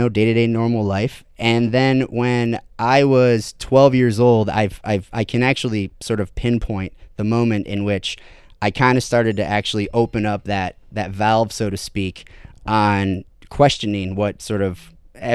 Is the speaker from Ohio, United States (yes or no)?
yes; Toledo, Ohio, United States; I have a, you know, Midwestern upbringing, was born and raised in Ohio. Over in the Toledo area, and I was raised in a very, I use the word staunch loosely, but a very serious Catholic upbringing.